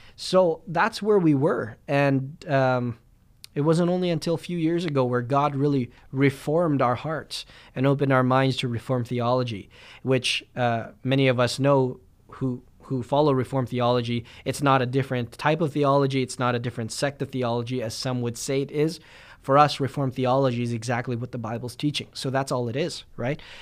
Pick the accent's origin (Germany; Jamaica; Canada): Canada; Winnipeg, Manitoba; I'm a Filipino guy from Winnipeg